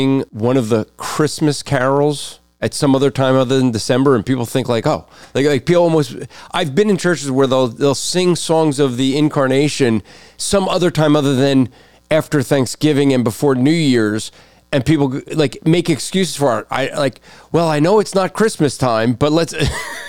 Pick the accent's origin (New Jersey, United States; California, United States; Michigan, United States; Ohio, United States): New Jersey, United States; I'm from Jersey, man. You know, that's the armpit of New York